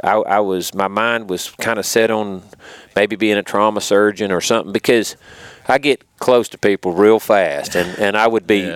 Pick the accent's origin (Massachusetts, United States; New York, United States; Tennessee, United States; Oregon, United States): Tennessee, United States; Pickwick Dam, Hardin County; I grew up up around Pickwick Dam, so I've fished all my life